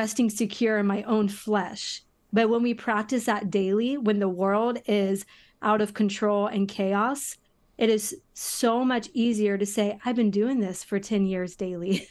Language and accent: English; United States; as an American